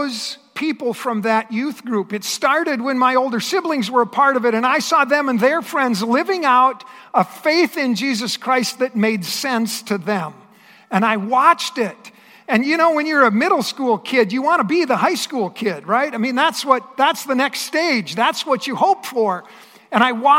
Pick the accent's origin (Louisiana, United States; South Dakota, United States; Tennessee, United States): South Dakota, United States; Astoria; I grew up in eastern South Dakota, and I grew up in a very small town. The town by the name of Astoria